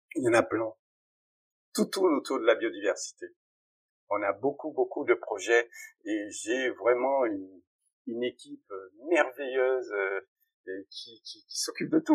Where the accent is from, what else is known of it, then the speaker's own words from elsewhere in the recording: Guadeloupe; les richesses de la France de demain sont chez nous